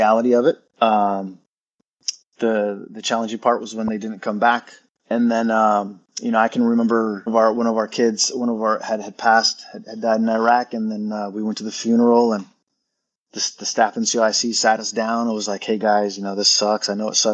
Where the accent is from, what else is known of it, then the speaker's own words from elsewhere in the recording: Wapato, Washington, United States; moved away as an adult; I'm from Wapato, Washington. Alumni, I graduated here back in 96